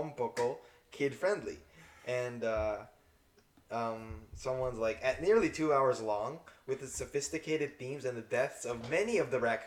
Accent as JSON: {"language": "English", "country": "United States", "said": "we're Americans"}